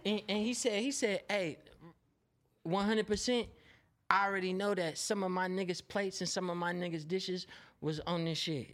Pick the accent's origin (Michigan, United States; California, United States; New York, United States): California, United States; Oakland; I'm from West Oakland, California